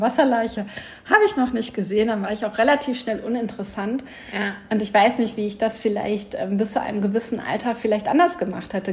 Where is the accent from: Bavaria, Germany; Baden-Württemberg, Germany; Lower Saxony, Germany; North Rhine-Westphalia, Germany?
North Rhine-Westphalia, Germany; Sauerland; also born or lived in Hamm; ich bin halt nicht in Hamm groß geworden, sondern bei meiner Mama im, im Sauerland